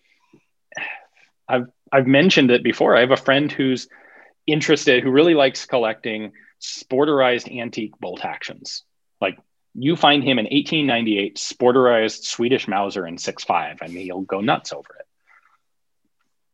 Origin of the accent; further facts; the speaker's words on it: United States; We are blessed as Americans that English is the lingua franca of the modern world today.